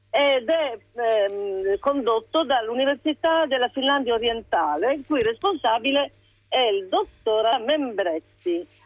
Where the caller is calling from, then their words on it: Rome, Lazio, Italy; sì. siamo da Roma.